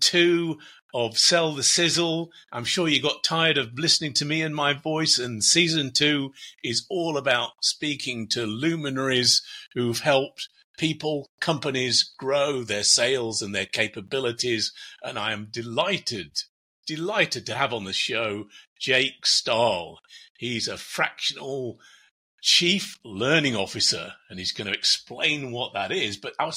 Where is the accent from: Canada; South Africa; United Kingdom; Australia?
United Kingdom; England; moved away as an adult; now in United States; I'm from England originally. But I've been in the States for 26 years.